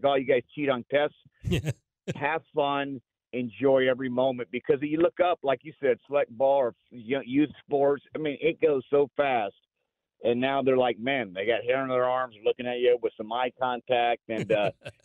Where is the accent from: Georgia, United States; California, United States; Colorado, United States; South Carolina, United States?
California, United States; Los Angeles; moved away as an adult; also born or lived in Beaumont, Texas; now in Austin, United States; I grew up in Los Angeles for 20 years, right? Went to school at Lamar in Beaumont. So I've been in Texas 32